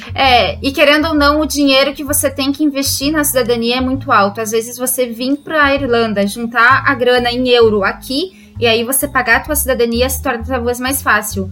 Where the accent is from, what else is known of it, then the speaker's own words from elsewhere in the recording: Caçador, Santa Catarina, Brazil; moved away as an adult; now in Ireland; Sou do Brasil, de Santa Catarina, caçador, na cidade pequenininha que provavelmente ninguém ouviu falar